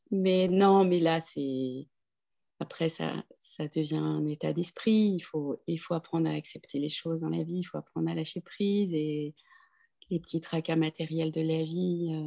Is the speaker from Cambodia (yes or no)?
yes; Cambodia; born there; also born or lived in London, United Kingdom; je suis née au Cambodge j'ai beaucoup d'amitié en Chine j'ai beaucoup d'attrait pour l'Inde j'ai vécu à Londres un certain nombre d'années.